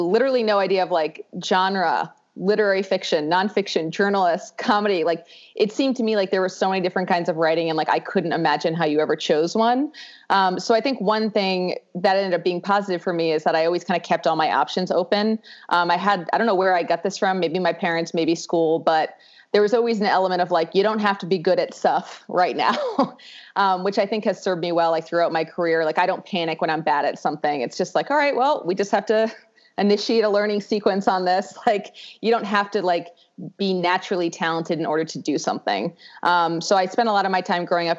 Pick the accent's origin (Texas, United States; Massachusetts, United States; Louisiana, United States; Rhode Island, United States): Rhode Island, United States; I grew up in Rhode Island, which is the smallest state